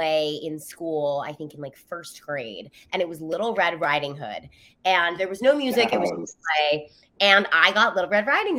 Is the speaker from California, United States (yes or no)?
yes; San Clemente, California, United States; I grew up in California near Los Angeles for context, in a small town called San Clemente, which is the south end of Orange County